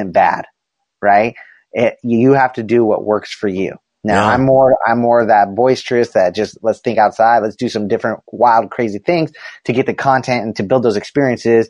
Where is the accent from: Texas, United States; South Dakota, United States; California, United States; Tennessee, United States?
California, United States; Southern; I grew up in Southern California